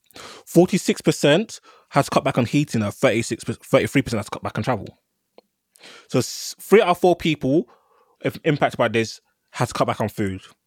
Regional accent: London, United Kingdom; I'm a Londoner

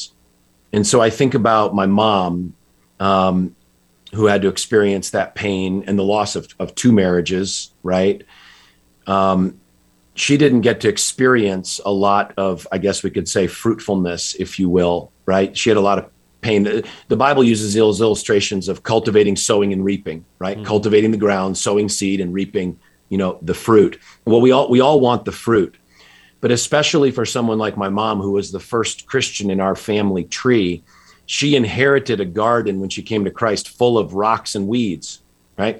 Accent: just outside Hartford, Connecticut, United States; I grew up in Connecticut, just outside Hartford.

